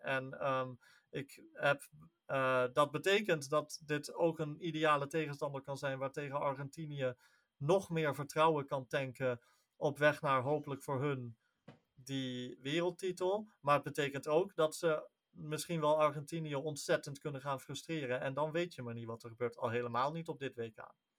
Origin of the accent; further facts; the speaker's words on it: Netherlands; wij als Nederlanders